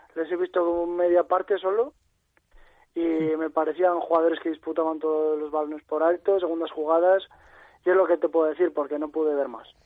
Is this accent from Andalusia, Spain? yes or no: no; La Cistérniga, Castile and León, Spain; also born or lived in Palencia; es mi pueblo y donde vivo y donde me he criado